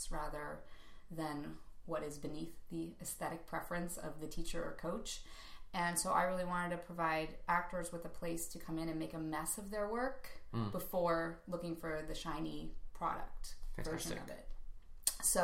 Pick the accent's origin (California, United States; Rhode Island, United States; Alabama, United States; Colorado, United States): California, United States; Calabasas; I'm from Los Angeles, Calabasas, to be specific.